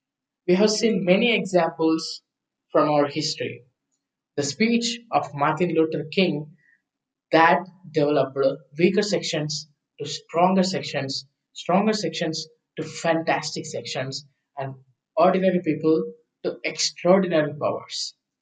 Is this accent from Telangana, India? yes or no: yes; Hyderabad, Telangana, India; I'm from Hyderabad.